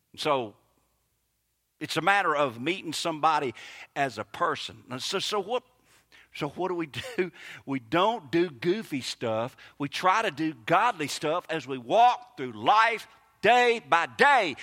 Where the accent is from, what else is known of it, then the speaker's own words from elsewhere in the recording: Kosciusko, Mississippi, United States; accent: Southern; moved away as an adult; A guy I grew up with in Kosciuszko